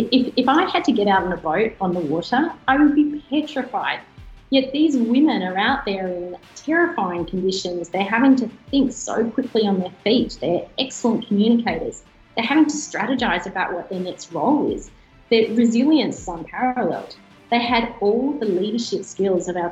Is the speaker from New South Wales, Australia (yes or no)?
yes; Albury, New South Wales, Australia; So I grew up in Albury. Some may call that Albury Wodonga, but I was definitely on the Albury side of the river. I grew up on a farm